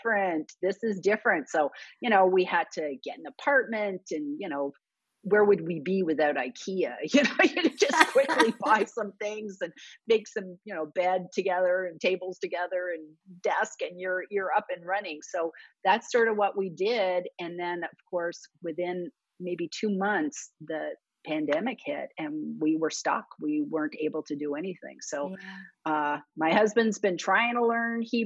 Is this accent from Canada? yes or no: yes; Canada; now in United States; I was Canadian and both my parents were born in London, England.